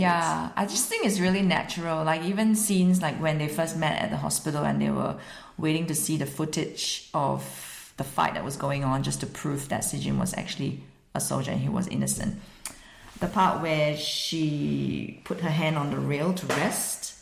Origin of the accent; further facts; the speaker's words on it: Singapore; moved away as an adult; now in Sunshine Coast, Australia; So I'm actually Singaporean. I'm living in Australia because I'm married an Australian man